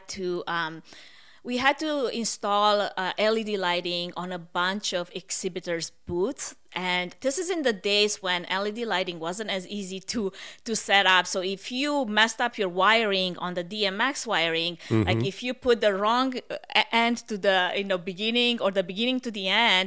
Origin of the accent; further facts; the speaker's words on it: Romania; accent: Russian; English is a second language; moved away as an adult; also born or lived in Portland, Oregon; now in United States; I moved from Romania